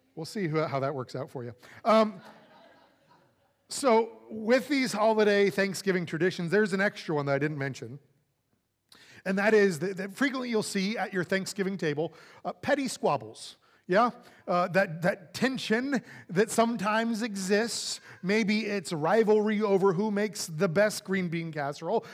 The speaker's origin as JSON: {"language": "English", "region": "Florida", "country": "United States", "tie": "born or raised there", "also_born_or_lived": "California / Saint Louis, Missouri", "moved": "as an adult", "lives_now": "Texas, United States", "said": "growing up in Florida with a very southern family"}